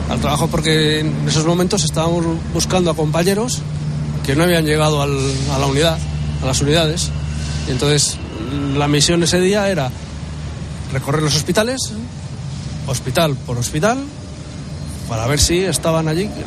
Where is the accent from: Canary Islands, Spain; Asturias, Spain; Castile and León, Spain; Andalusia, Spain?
Castile and León, Spain; Valladolid; now in Madrid, Spain; estos están Vallecas nosotros somos de Valladolid.